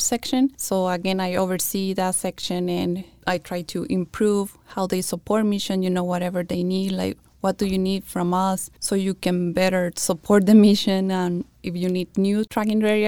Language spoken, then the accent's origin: English; Mexico; English is a second language; moved away as an adult; also born or lived in Yuma County, Arizona; now in Yuma, United States; I graduated high school in Mexico, and then I came over here